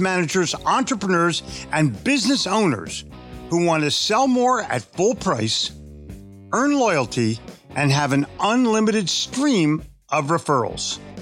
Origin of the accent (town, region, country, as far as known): Philadelphia, Pennsylvania, United States; born or raised there; moved away as an adult; also born or lived in New York City; now in Charlotte, United States